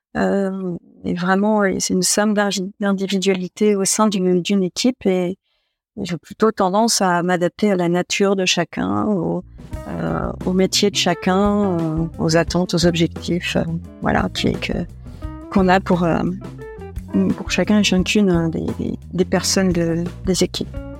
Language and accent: French; Troyes, Grand Est, France; also born or lived in Épernay; j'étais originaire de Troyes